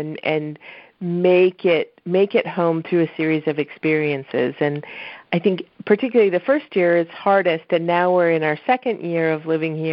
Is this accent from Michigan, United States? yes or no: yes; Michigan, United States; also born or lived in East Coast; now in Florida, United States; growing up in the Midwest